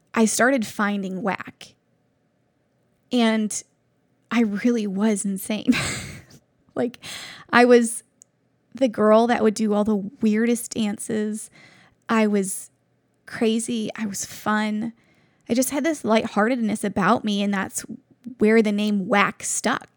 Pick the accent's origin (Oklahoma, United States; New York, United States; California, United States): New York, United States; Buffalo; moved away as an adult; now in Cleveland, United States; I'm from Buffalo, New York, and I've only been in Cleveland for about eight years now.